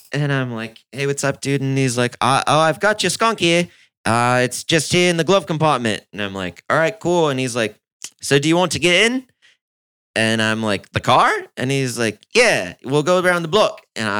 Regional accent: California, United States; And I was like, I'm from California.

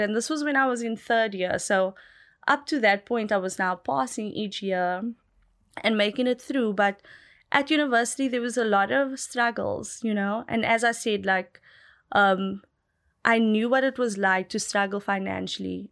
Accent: South Africa; I grew up in Malibu Village

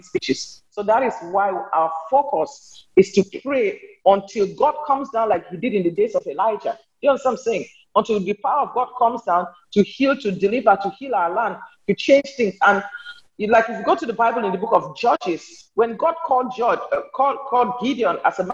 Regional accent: Cameroon; moved away as an adult; also born or lived in Nigeria / New York / Alexandria, Louisiana; now in United States; I'm from Cameroon. I'm a Cameroonian American

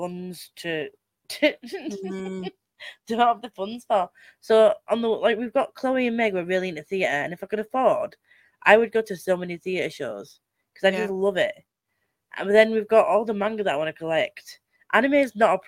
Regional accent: Halifax, Yorkshire and the Humber, United Kingdom; I'm from Mixenden

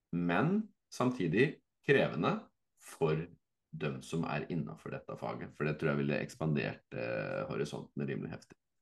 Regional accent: Fredrikstad, Viken, Norway; så er jo jeg fra Fredrikstad

